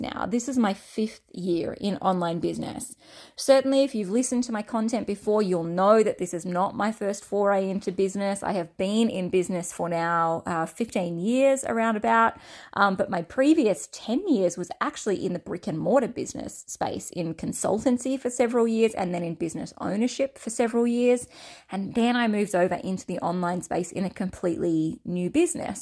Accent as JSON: {"language": "English", "country": "Australia", "accent": "Australian", "said": "my Australian accent"}